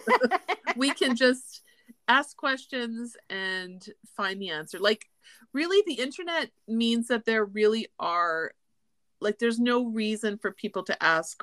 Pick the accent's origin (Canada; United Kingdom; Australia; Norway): Canada; Winnipeg, Manitoba; now in Calgary, Canada; the community I grew up in Winnipeg is called, well, is Transcona